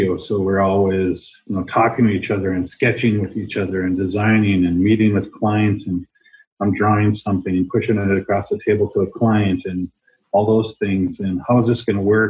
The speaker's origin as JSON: {"language": "English", "area": "Turtle Mountains", "region": "North Dakota", "country": "United States", "moved": "yes", "lives_now": "Minnesota, United States", "said": "I'm from the Turtle Mountains in North Dakota, the Turtle Mountain Band of Chippewa Indians"}